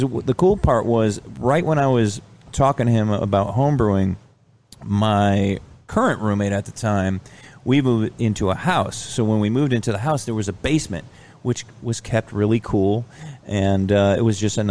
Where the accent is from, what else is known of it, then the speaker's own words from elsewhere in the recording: New Britain, Connecticut, United States; moved away as an adult; also born or lived in Lake Mary, Florida; now in Georgia, United States; I grew up in New Britain, Connecticut